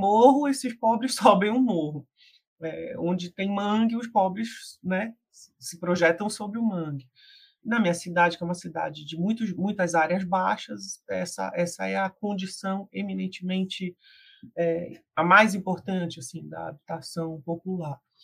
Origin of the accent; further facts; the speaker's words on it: Belém, Pará, Brazil; eu ser de Belém do Pará, né? Eu sou uma mulher amazônica